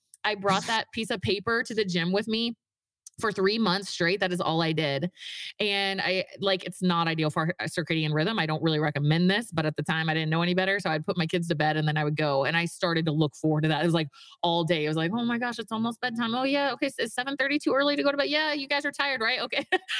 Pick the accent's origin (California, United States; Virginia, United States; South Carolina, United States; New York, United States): Virginia, United States; moved away as an adult; now in Utah, United States; I was raised in it. I grew up in Virginia, moved to Utah to go to the Mormon college, you know, got married at 20 years old